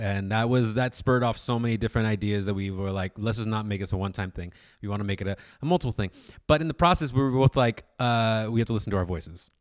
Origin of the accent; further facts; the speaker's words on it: Orange County, California, United States; I was kid from Orange County